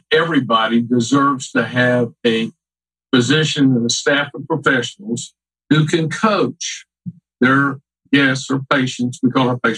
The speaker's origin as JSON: {"language": "English", "town": "Houston", "region": "Texas", "country": "United States", "tie": "born or raised there", "said": "So I grew up here in Houston, Texas."}